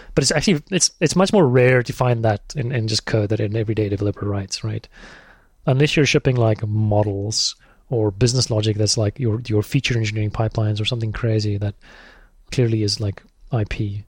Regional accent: South Africa; moved away as an adult; also born or lived in Thailand; I'm South African.

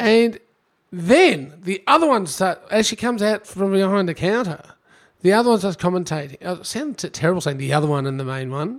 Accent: Melbourne, Victoria, Australia; I'm from Melbourne

